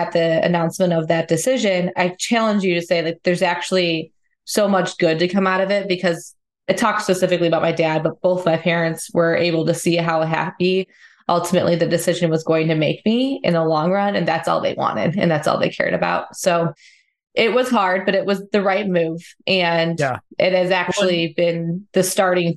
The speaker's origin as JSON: {"language": "English", "area": "Chicagoland area", "region": "Illinois", "country": "United States", "tie": "born or raised there", "said": "I grew up in the Chicagoland area"}